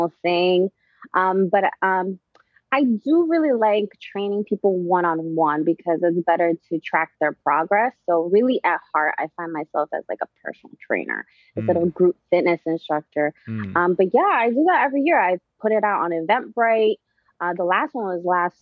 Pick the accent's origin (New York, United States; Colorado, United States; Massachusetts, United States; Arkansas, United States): New York, United States; me growing up in New York